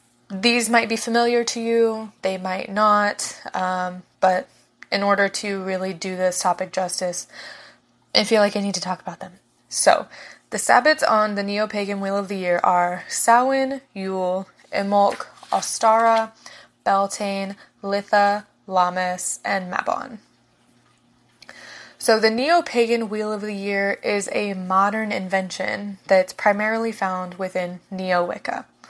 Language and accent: English; Ohio, United States; now in Florida, United States; I also live in Florida. I grew up in Ohio, and I'm very accustomed to seasons